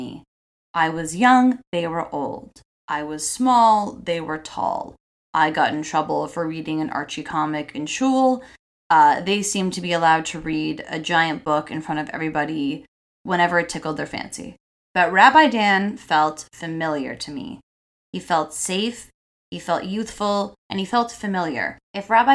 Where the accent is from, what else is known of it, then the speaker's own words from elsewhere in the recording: Toronto, Ontario, Canada; I'm third generation Torontonian, and I have so many roots here.